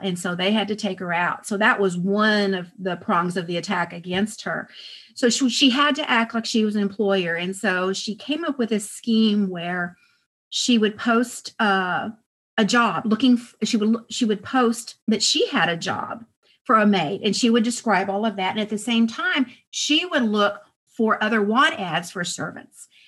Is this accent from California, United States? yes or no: no; El Paso, Texas, United States; I was raised in El Paso and we had Mexican maids